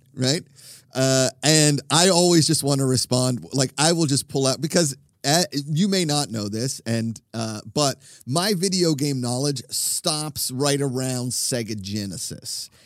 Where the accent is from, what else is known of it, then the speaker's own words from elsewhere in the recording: Pennsylvania, United States; I'm from Pennsylvania